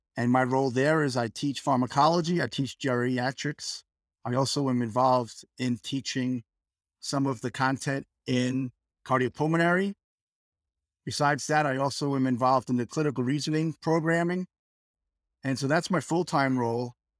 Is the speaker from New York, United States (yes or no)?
yes; New York, United States; moved away as an adult; also born or lived in Texas / Michigan; now in Fort Worth, United States; I hail from New York, fifty years in New York, and then moved to Texas